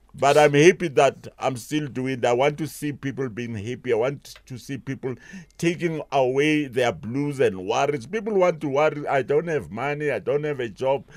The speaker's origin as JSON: {"language": "English", "town": "Pretoria", "region": "Gauteng", "country": "South Africa", "tie": "born or raised there", "said": "I was born in Valman's stad next to Mami Lodi in Pretoria"}